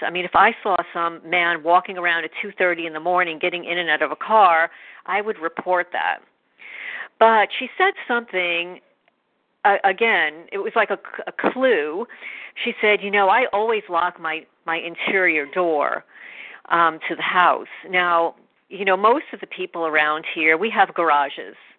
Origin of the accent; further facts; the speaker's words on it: New York, United States; now in New Jersey, United States; I'm originally from New York